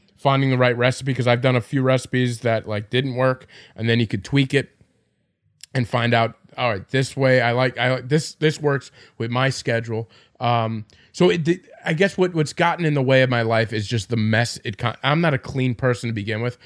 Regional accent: Farmingdale, New York, United States; I'm from Farmingdale.

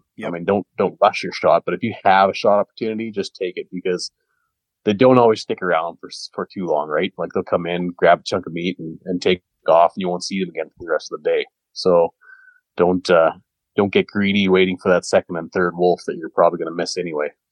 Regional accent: Canada; I'm a Canadian

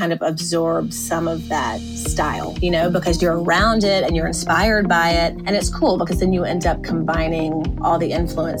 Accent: Mississippi, United States; moved away as an adult; also born or lived in Birmingham, Alabama / Southern California; And so we are both from Mississippi, and we got married, and then 5 months later moved to Southern California in Orange County, and we're there for 5 years.

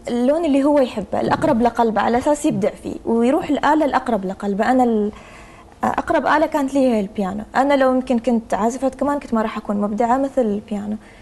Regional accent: Oman; أنا أفتخر فيه كوني عمانية

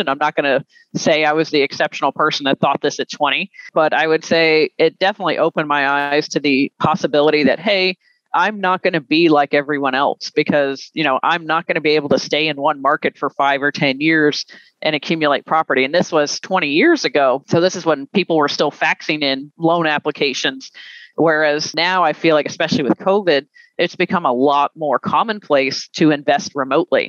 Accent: the South, United States; Being a Southerner

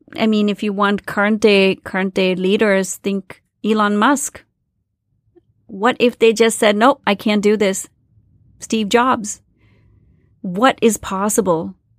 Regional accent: India; moved away as an adult; I grew up in India in the seventies and the eighties

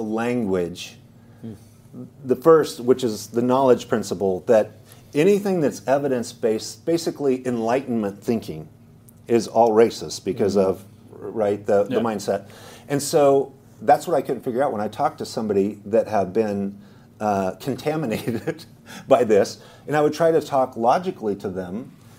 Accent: Idaho, United States; I came from Idaho. It's a red state. I lived in the eastern Idaho, which is the most red conservative.

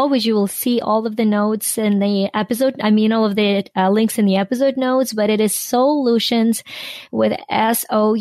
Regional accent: Ukraine; born or raised there; now in United States

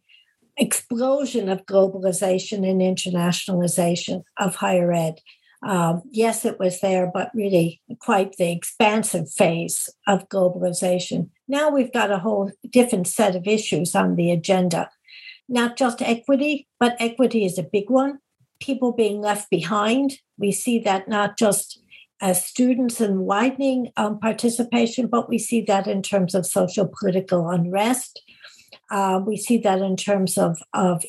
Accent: Illinois, United States; I'm from Illinois

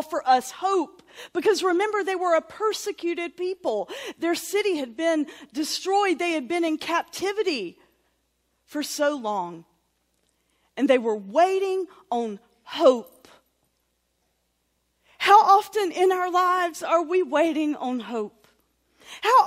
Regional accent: Sawmills, North Carolina, United States; born or raised there; also born or lived in Durham, North Carolina / Roxboro, North Carolina

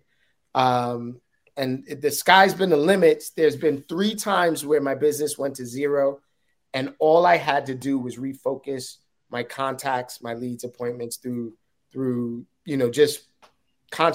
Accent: New York City, New York, United States; I'm a hood dude, right? Like, I'm from Uptown, from Harlem

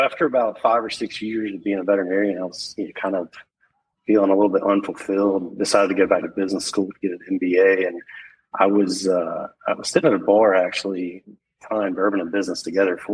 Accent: Macon, Georgia, United States; I grew up in Macon, Georgia

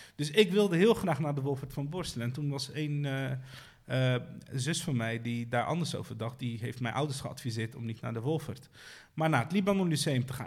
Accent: Rotterdam, South Holland, Netherlands; je wordt eh, gevormd dan in de wijk waar ik ben opgegroeid.

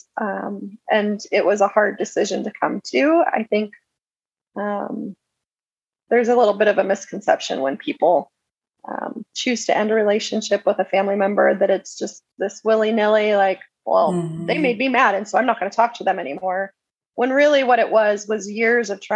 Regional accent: Prescott, Arizona, United States; I was raised in Prescott, which it's grown quite a bit, but at the time it was a pretty small town.

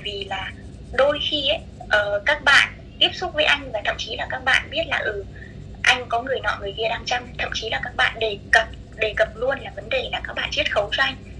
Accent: Thanh Hóa, Vietnam; moved away as an adult; also born or lived in Hanoi; now in Phu Quoc, Vietnam; em sống quê gốc của em thì là ở Thanh Hóa và sau đấy ừ. thì em ra Hà Nội em học học đại học

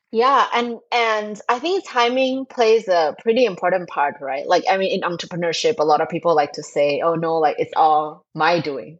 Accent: Thailand; moved away as an adult; now in Indonesia; I'm originally from Thailand. I grew up there. I went to school and worked there.

